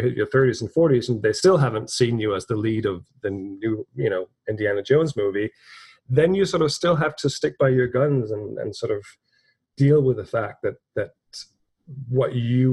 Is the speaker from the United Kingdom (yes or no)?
no; Copenhagen, Capital Region of Denmark, Denmark; moved away as an adult; also born or lived in Dublin, Ireland; now in New York, United States; Born and raised in Denmark, North Copenhagen, left there at 19, went to Dublin, Ireland.